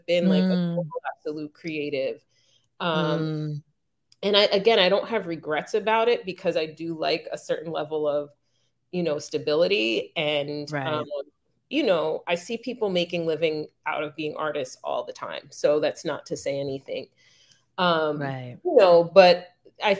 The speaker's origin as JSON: {"language": "English", "region": "New York", "country": "United States", "also_born_or_lived": "Delaware", "said": "I'm just a New Yorker"}